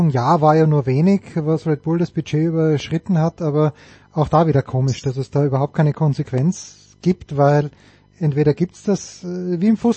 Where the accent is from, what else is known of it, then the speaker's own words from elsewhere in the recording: Austria; ich als Österreicher hätte das so geregelt